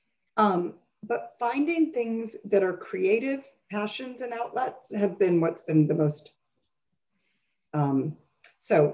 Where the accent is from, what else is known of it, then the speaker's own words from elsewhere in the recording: Rochester, New York, United States; I grew up in Rochester, New York